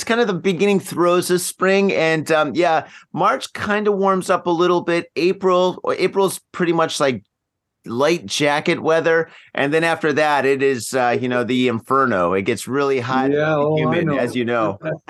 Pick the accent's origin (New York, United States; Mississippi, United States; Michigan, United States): Michigan, United States; now in Japan; I grew up in Michigan